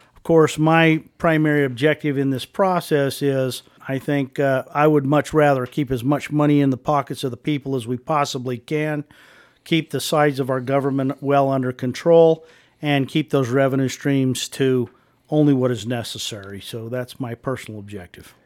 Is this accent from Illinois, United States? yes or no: no; Wheatland, Wyoming, United States; moved away as an adult; also born or lived in Casper, Wyoming; I was a born and raised in Wheatland, uh, grew up in this fantastic state